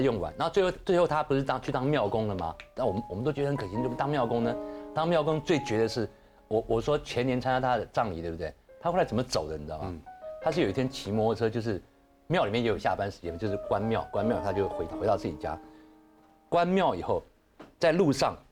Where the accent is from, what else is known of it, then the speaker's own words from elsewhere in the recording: Taiwan; 那你知道我们台湾人嘛，很容易接触接接触到呃 宗教 神鬼宗教这种东东西。